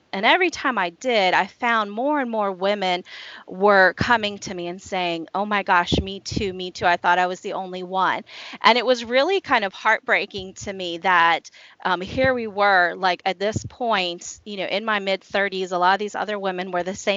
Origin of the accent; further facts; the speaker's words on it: Washington, District of Columbia, United States; moved away as an adult; now in Shenandoah Valley, United States; I grew up in the Washington, D.C. area